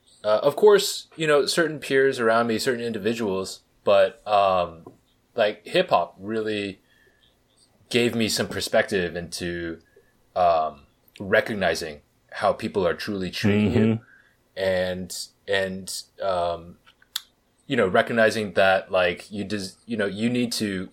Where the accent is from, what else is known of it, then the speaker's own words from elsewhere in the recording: Berkeley, California, United States; I grew up in Berkeley. It's not known as a particularly, like, rough place or anything like that.